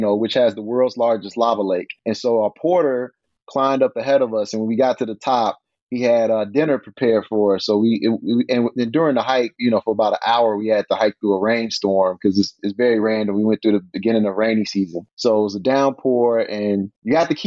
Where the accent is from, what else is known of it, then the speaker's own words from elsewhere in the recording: Chicago, Illinois, United States; I grew up in the Jordan era, being from Chicago